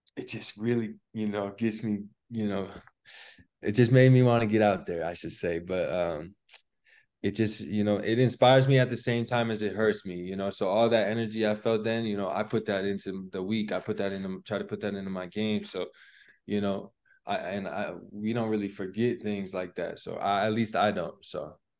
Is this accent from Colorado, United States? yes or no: yes; Colorado, United States; we grew up playing basketball in Colorado